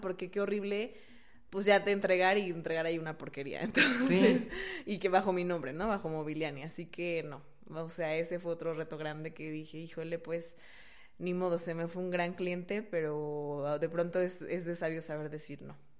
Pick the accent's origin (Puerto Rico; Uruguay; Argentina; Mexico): Mexico; moved away; also born or lived in Brazil; uno como buen mexicano, vivía en Brasil